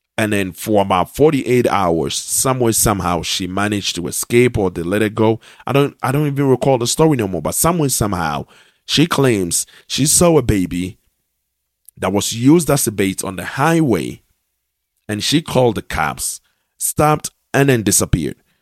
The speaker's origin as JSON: {"language": "English", "country": "Ghana", "said": "I am a Ghanaian"}